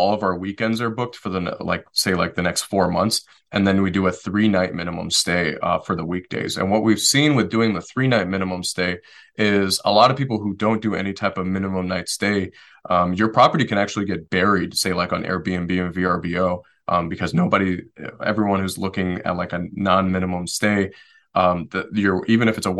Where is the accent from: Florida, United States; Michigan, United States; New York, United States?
Michigan, United States; Detroit; moved away; also born or lived in Western North Carolina; I'm originally from Detroit, Michigan